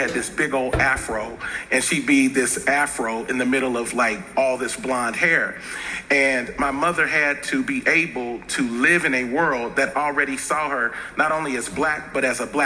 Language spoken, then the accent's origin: English; Cincinnati, Ohio, United States; I grew up in Cincinnati, Ohio, and born in 73, growing up, there was very real racial tension